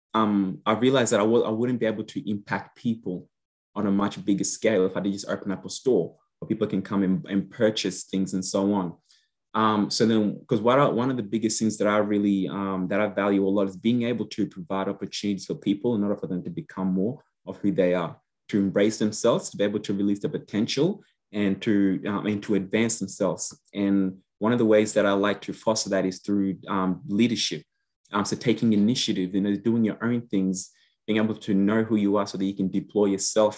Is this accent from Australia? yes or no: yes; Queensland, Australia; also born or lived in Yambio, South Sudan / Gatton / Toowoomba / Rosewood; now in Brisbane, Australia; Brisbane or Queensland, yes, is definitely where we have always lived